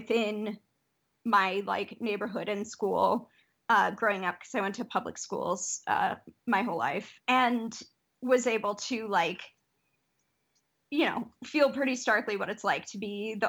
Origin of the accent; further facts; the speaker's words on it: Detroit, Michigan, United States; growing up in Detroit was amazing.